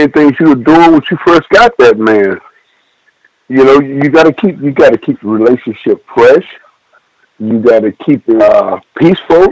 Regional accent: Abilene, Texas, United States; I'm from Abilene, Texas

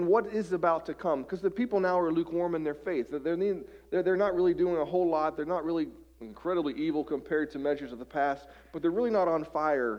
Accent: West Virginia, United States; I grew up in West Virginia

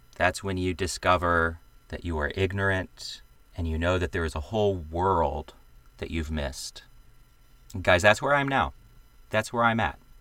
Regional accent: the American South, United States; I am a Southerner. I come from a plantation family that back in the day owned slaves

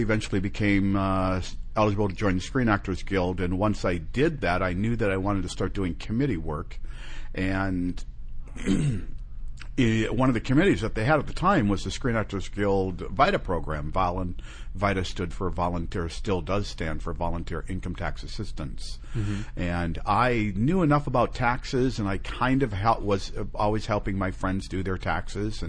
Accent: Minnesota, United States; also born or lived in San Diego, California; now in California, United States; I was born in San Diego, mm-hmm. but I was raised in Minnesota

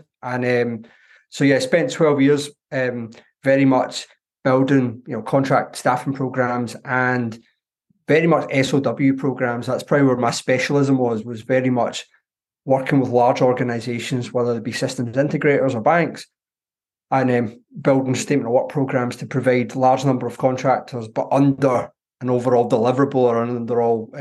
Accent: Glasgow, Scotland, United Kingdom; accent: Glaswegian; As you can tell from my accent, I'm a Glaswegian.

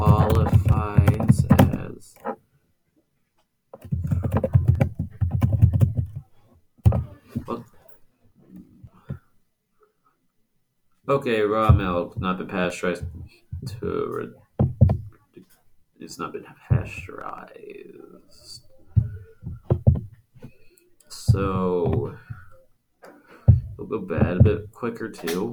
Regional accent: United States; I'm American, I don't know metric

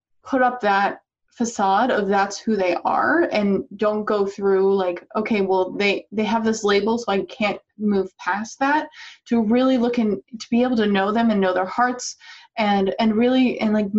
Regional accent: Northern Virginia, United States; moved away; the culture where I grew up in Northern Virginia around DC

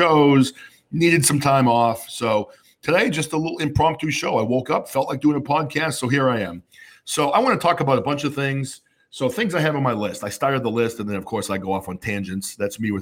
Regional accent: New Hampshire, United States; now in Massachusetts, United States; I grew up in New Hampshire where the state motto is live free or die.

